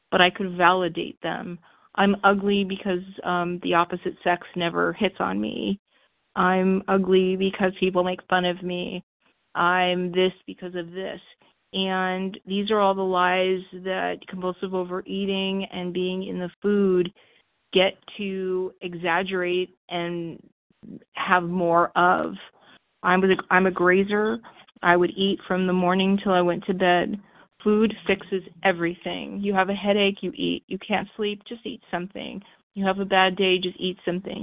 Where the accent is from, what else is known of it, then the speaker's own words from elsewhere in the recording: Los Angeles, California, United States; I grew up in Los Angeles, like I said, for the third time in a Jewish middle-class home.